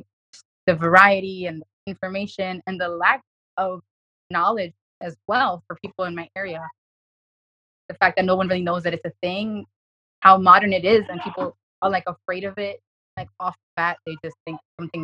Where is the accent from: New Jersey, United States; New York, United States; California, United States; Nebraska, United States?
New York, United States; New York City; I'm from New York City